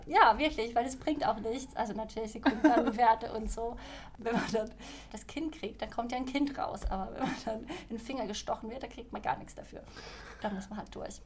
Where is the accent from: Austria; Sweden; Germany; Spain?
Sweden; also born or lived in Malmö / Stockholm; als Schwedin